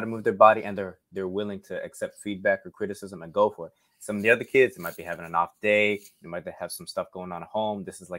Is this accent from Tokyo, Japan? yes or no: no; Okinawa, Japan; born there; The long answer was that I was born in Okinawa, Japan, to a Japanese mother and an American U.S. Air Force father.